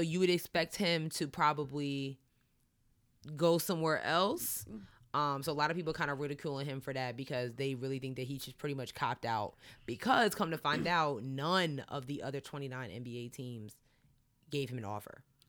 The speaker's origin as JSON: {"language": "English", "area": "Long Island", "region": "New York", "country": "United States", "said": "I'm from Long Island, too"}